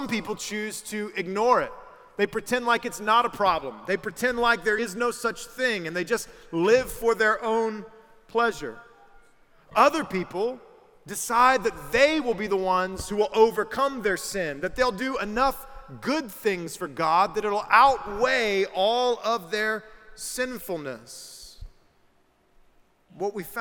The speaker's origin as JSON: {"language": "English", "region": "South Carolina", "country": "United States", "said": "I'm from South Carolina, the better of the two Carolinas"}